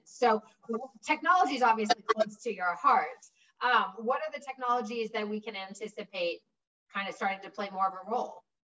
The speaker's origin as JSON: {"language": "English", "town": "Los Angeles", "region": "California", "country": "United States", "tie": "born or raised there", "said": "grew up in Los Angeles without a TV for most of my childhood"}